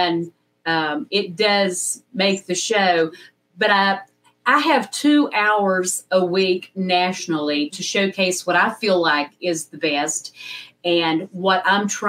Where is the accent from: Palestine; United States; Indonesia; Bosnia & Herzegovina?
United States; West Jefferson, North Carolina; I started in my hometown of West Jefferson, North Carolina, a station WKSK